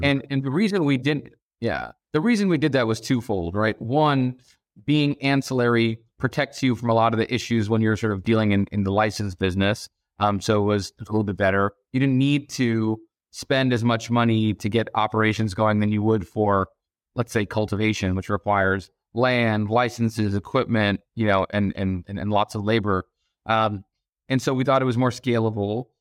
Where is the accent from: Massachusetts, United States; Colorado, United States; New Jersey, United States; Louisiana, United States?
Massachusetts, United States; Boston; moved away as an adult; also born or lived in Abu Dhabi, United Arab Emirates / New York / San Francisco / Hong Kong; now in Los Angeles, United States; we moved to Boston when I was about six years old. Uh, and that's largely where I was raised through college